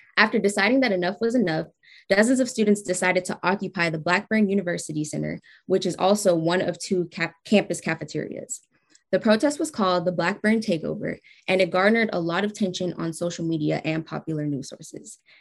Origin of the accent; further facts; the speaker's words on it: California, United States; I'm from California too